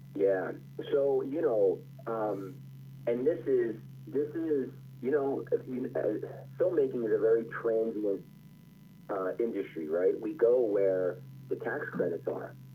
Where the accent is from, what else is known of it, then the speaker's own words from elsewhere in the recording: Philadelphia, Pennsylvania, United States; I grew up in in Overbrook in West Philly